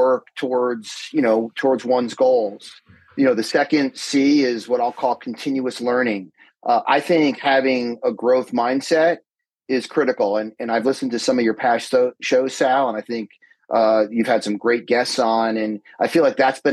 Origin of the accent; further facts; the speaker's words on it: Summit, New Jersey, United States; also born or lived in Madison, New Jersey; I'm born and bred in New Jersey, grew up in Summit.